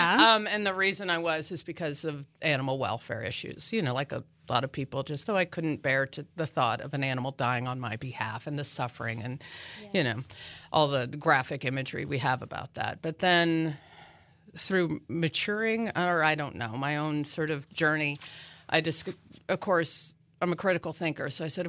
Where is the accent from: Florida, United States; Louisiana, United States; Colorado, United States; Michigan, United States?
Colorado, United States; now in Manhattan, United States; You know, again, I came from Colorado. I had never actually been to Kansas before in my life.